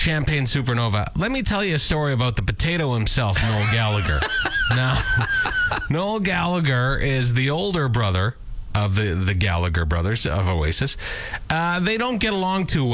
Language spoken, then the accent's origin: English; Lanigan, Saskatchewan, Canada; I am from Lanigan. And the Farmer's Almanac was always taken as gospel in my hometown